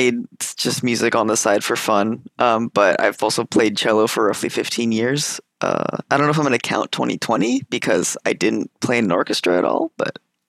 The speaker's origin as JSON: {"language": "English", "town": "Olympia", "region": "Washington", "country": "United States", "said": "Well, I'm from right here, Olympia, Washington."}